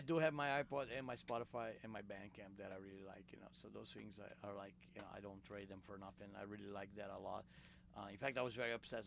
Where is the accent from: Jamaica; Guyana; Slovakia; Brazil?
Brazil; English is a second language; We're all from Brazil